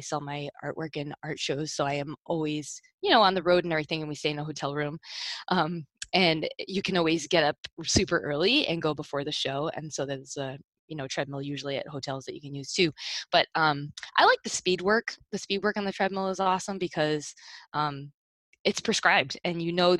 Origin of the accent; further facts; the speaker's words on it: Rhode Island, United States; now in South Florida, United States; I'm not originally from here. I'm from Rhode Island originally